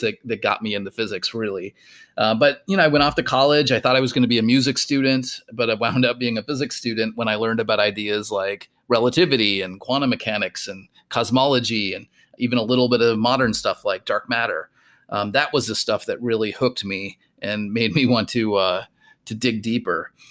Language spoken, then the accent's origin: English; rural Minnesota, United States; moved away; I grew up in rural Minnesota